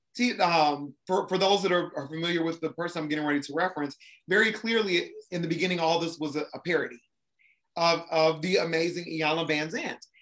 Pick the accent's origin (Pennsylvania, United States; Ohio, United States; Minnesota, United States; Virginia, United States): Ohio, United States; Columbus; moved away as an adult; also born or lived in Japan; now in Atlanta, United States; I'm originally from Columbus, Ohio, so I'm Midwest.